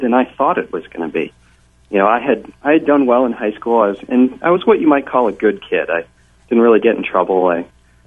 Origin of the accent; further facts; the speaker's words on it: Pleasant Valley, New York, United States; moved away as an adult; also born or lived in Gettysburg, Pennsylvania; I grew up in the Hudson Valley, in Pleasant Valley, New York